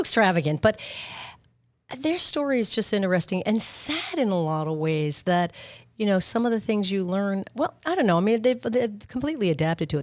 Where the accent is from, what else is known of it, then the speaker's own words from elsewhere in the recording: Long Island, New York, United States; moved away as an adult; now in Boca Raton, United States; I'm from Long Island, but I ve, spent a lot of time in New York City as well